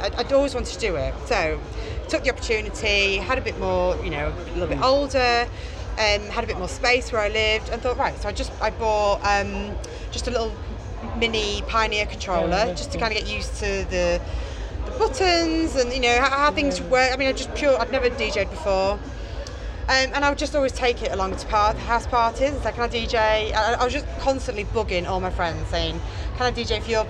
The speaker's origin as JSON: {"language": "English", "town": "Cleethorpes", "region": "Yorkshire and the Humber", "country": "United Kingdom", "tie": "born or raised there", "said": "I grew up in a small town in the north of the UK, Cleethorpes."}